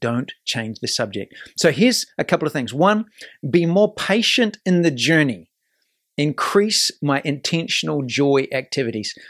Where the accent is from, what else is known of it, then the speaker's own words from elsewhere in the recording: New Zealand; now in United States; this is my adopted country. I'm from New Zealand